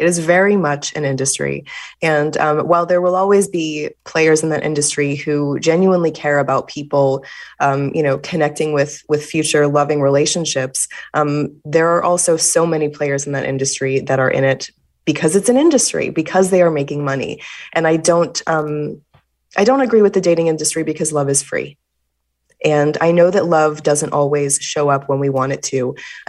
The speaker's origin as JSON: {"language": "English", "town": "Fort Worth", "region": "Texas", "country": "United States", "tie": "born or raised there", "said": "And I grew up in Fort Worth, Texas, where homecoming was a big deal."}